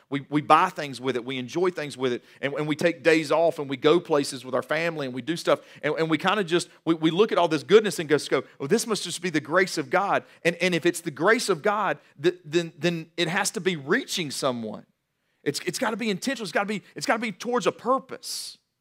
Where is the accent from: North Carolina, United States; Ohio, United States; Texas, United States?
North Carolina, United States; Guilford County; also born or lived in Johnson City, Tennessee; I was born in Johnson City, Tennessee, raised mainly in Guilford County